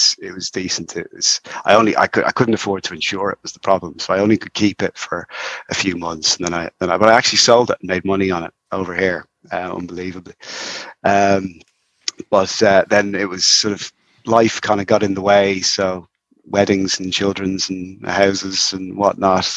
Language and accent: English; Dublin, Leinster, Ireland; now in Wicklow, Ireland; So I'm in Wicklow, North Wicklow, but I grew up in Dublin.